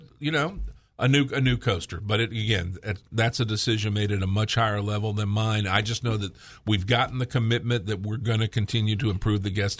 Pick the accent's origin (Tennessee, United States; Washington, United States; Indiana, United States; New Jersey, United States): Tennessee, United States; Nashville; I'm from over at, you know, Nashville.